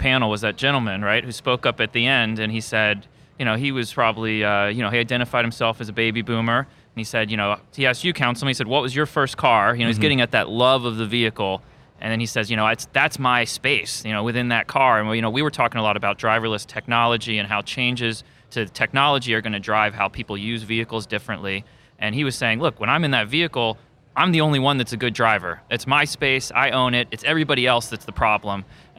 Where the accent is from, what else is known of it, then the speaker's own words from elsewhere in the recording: Tampa, Florida, United States; also born or lived in Washington, D.C.; because I'm from Florida originally and from Tampa, went to law school in Washington, D.C., lived there without a car.